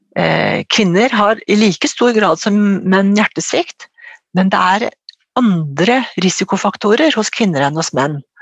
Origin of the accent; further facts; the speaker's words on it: Ås, Akershus, Norway; Jeg kommer fra Ås, eh, nede i Akershus.